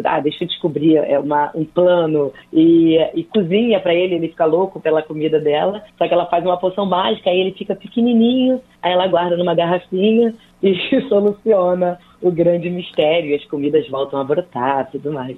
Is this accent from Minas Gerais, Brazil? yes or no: no; Nova Iguaçu, Rio de Janeiro, Brazil; Eu sou de Nova Iguaçu, que é a Baixada Fluminense do Rio de Janeiro